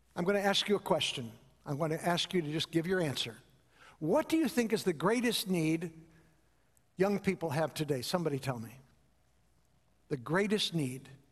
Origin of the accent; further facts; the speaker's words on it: Chicago, Illinois, United States; growing up in Chicago